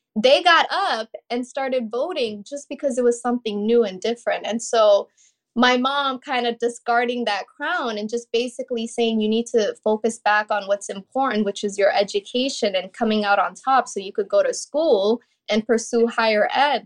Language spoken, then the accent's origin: English; St. Cloud, Minnesota, United States; also born or lived in Kenya; she quickly relocated us to Saint Cloud, Minnesota